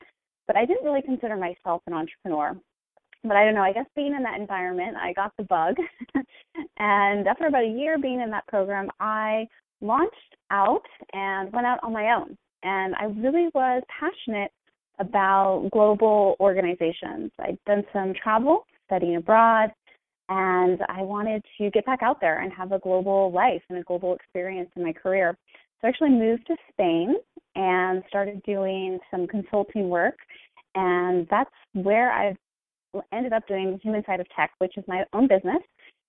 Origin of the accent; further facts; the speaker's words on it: California, United States; so I'm from California